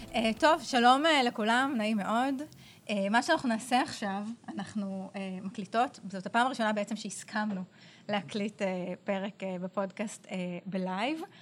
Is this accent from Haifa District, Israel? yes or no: yes; Yagur, Haifa District, Israel; נולדתי בקיבוץ יגור